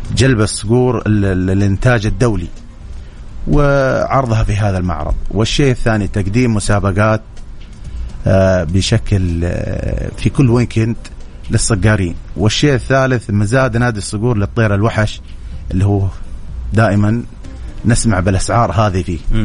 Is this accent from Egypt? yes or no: no; Saudi Arabia; عندنا في السعوديه